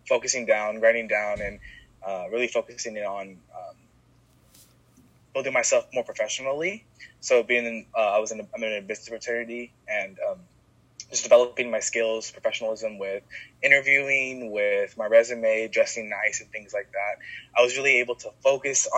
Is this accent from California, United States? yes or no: yes; Stockton, California, United States; also born or lived in Chico, California; I actually ended up moving back to my hometown, Stockton